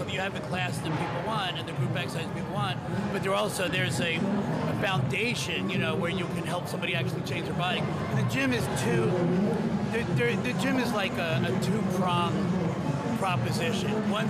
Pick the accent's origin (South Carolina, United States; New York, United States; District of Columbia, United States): New York, United States; I grew up in New York